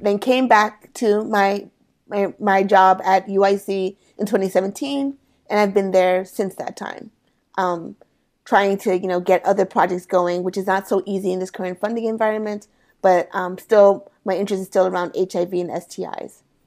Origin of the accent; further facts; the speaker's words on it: United States; I am first generation American Sierra Leonean. So my mm. parents are born and raised in Sierra Leone. I was born and raised here in the States.